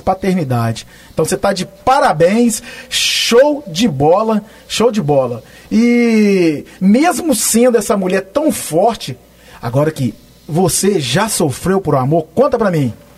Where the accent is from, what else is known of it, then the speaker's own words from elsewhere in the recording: Belo Horizonte, Minas Gerais, Brazil; now in United States; Fui cresci em BH, fazendo moda de viola também